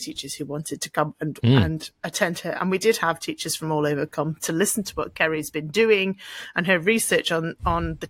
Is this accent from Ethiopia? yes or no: no; United Kingdom; we're British